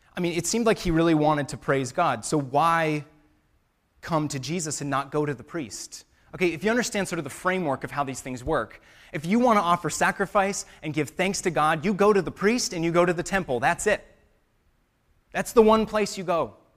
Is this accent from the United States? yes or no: yes; United States; us as American Christians